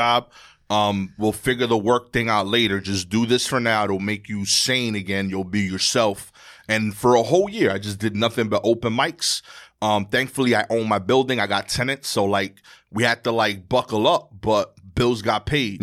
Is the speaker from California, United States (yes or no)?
no; New York City, New York, United States; I grew up in Brooklyn in New York